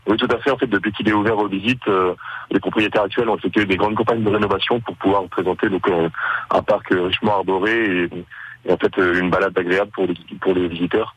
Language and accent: French; Bellou, Normandy, France; je suis né, euh, donc, euh, j'ai grandi à Bellou